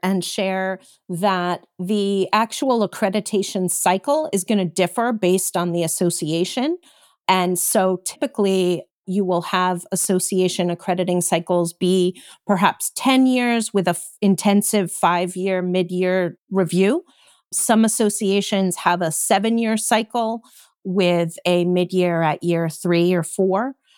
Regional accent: Connecticut, United States; I grew up in Connecticut

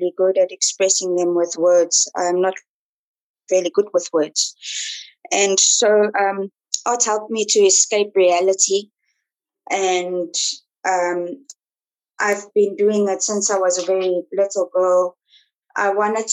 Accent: Johannesburg, Gauteng, South Africa; also born or lived in Pretoria; I'm originally from Johannesburg, was born in Pretoria

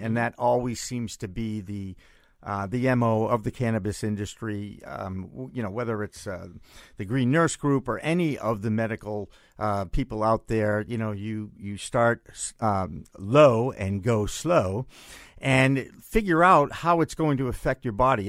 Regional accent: Massachusetts, United States; in my home state

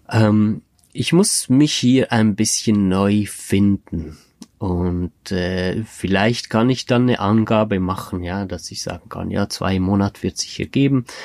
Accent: Switzerland; in der Schweiz, das ist in meiner Heimatregion

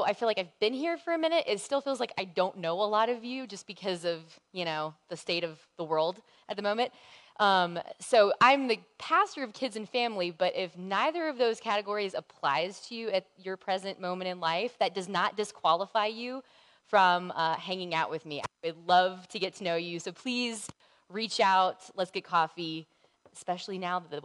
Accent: the South, United States; I grew up in the South

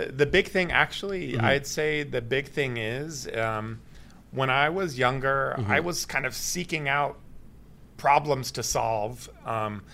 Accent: Atlanta, Georgia, United States; now in Toronto, Canada; I'm from Atlanta and Georgia Tech

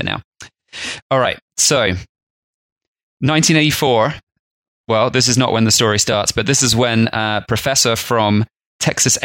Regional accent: England, United Kingdom; growing up in England

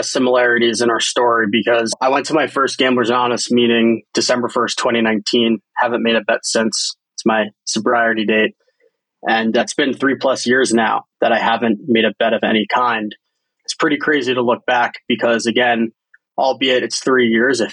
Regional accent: New Jersey, United States; born or raised there; moved away as an adult; also born or lived in San Francisco

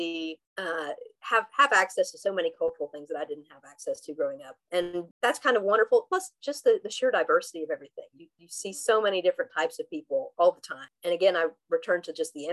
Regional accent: Southwest Virginia, United States

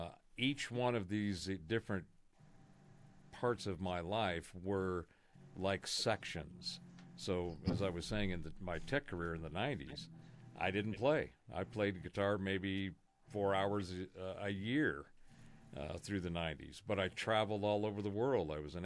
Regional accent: California, United States; I was born in Southern California, so I was mm-hmm. in Southern California in the 70s

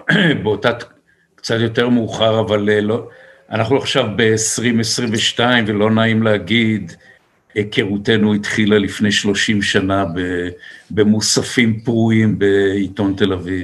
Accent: Israel; גדלנו בקיבוץ

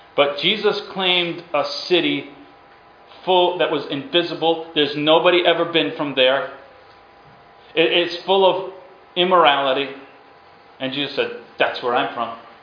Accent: Massachusetts, United States; also born or lived in New York / Ukraine; I'm from Massachusetts. Now I was born in New York. Now my brother doesn't like Massachusetts, so he claims he, New York. Right? We're born in the same place, raised in the same place

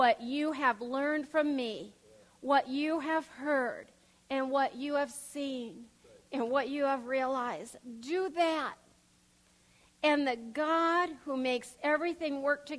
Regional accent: Pierre, South Dakota, United States; we grew up in Pierce, South Dakota

